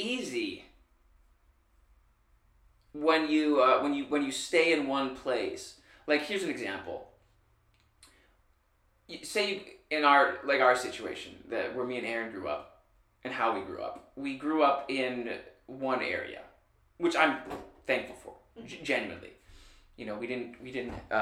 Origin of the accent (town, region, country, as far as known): Michigan, United States; born or raised there